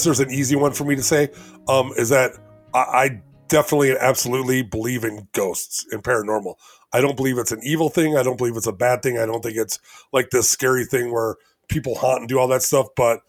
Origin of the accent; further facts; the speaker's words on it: Elgin, Illinois, United States; I'm from Elgin, Illinois.